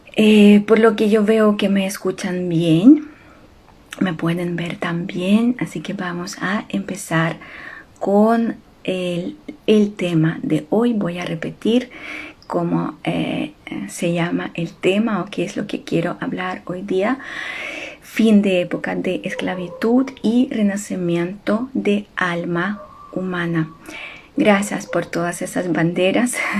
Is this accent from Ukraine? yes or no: yes; Ukraine; Spanish is a second language; moved away; ustedes saben que soy ucraniana y la guerra sucede en mi patria